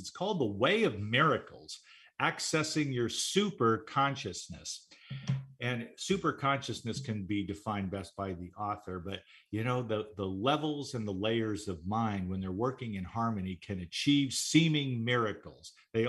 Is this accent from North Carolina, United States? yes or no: no; Southern California, United States; also born or lived in Las Vegas; now in Seattle, United States; this was true in Seattle as before when I lived for 5 years in Las Vegas. Before that, I grew up in Southern California.